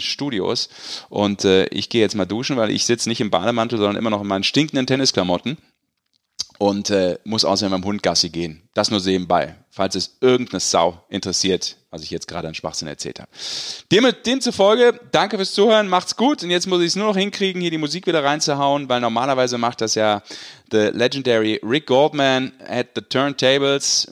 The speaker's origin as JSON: {"language": "German", "region": "Rhineland", "country": "Germany", "moved": "yes", "lives_now": "Bavaria, Germany", "said": "Ich als Rheinländer"}